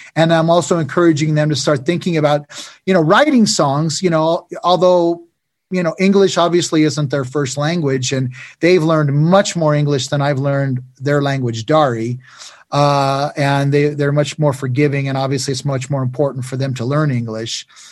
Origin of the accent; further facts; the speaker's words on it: United States; where we come from America